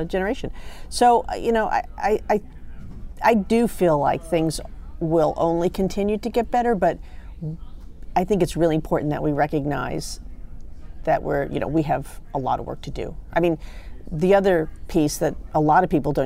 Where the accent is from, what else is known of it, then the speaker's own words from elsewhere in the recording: New York, United States; as a New Yorker